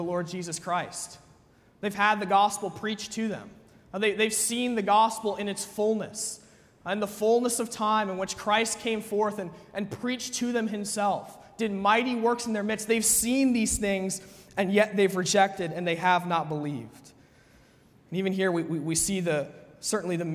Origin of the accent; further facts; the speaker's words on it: United States; as an American person